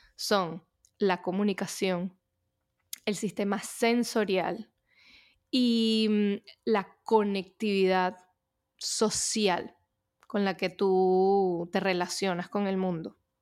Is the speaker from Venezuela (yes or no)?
yes; Venezuela; moved away as an adult; also born or lived in United States; yo soy de Venezuela, pasé mi infancia en Venezuela